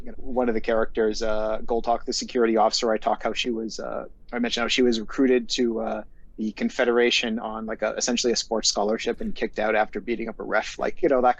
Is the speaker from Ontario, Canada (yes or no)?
no; Montreal, Quebec, Canada; So I'm from Montreal originally. I'm an English Montreal or an Anglo. The political context of my upbringing was the second Quebec referendum, 1995, October 30th